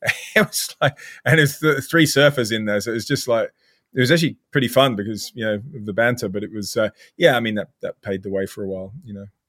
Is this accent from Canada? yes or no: no; South Africa; moved away as an adult; also born or lived in North Devon, England; now in United Kingdom; I'm British, but I've lived my whole life in South Africa